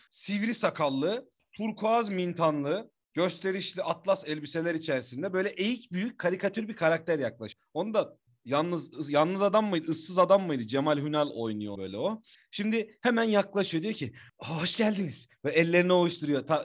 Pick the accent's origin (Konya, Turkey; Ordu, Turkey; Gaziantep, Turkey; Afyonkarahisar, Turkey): Konya, Turkey; Bozkır